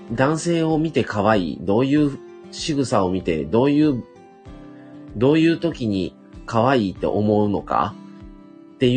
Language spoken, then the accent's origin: Japanese; Shiga, Japan; born there; …はですね、生まれではない、生まれは隣の滋賀県生まれなんですけども